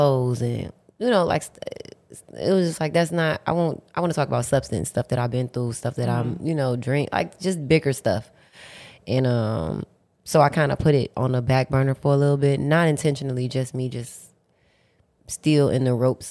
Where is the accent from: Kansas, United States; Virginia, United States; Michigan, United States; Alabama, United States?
Michigan, United States; Detroit; I'm from Detroit, and like I come from the slums